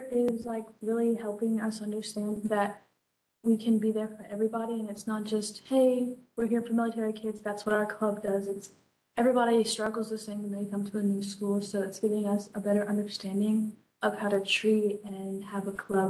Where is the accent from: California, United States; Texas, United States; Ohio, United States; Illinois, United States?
Texas, United States; born there; now in North Carolina, United States; I'm from Pinecrest High School. I'll be going into my junior year. I've been in S2S for about 6 months. I was born in Texas and I have moved around and ended up in North Carolina because